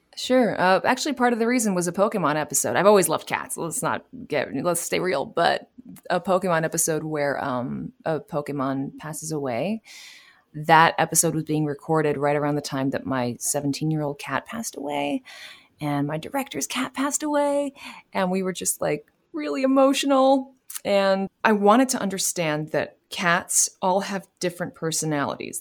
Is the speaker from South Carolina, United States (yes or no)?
no; New York City, New York, United States; I am from, uh, New York City, born and raised